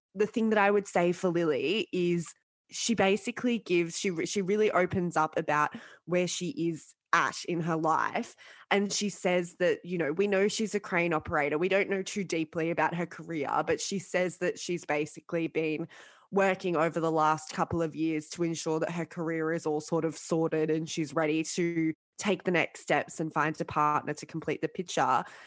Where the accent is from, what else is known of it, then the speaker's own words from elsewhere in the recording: Sydney, New South Wales, Australia; I grew up in Sydney and I grew up in the northern suburbs